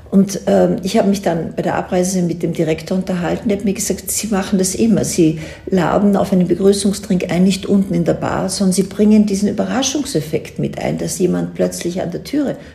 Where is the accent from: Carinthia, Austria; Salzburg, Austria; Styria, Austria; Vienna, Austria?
Vienna, Austria; ich bin Wienerin und lebe jetzt nicht in Tirol, aber ich bin jede, Tage, jede Woche drei bis vier Tage hier.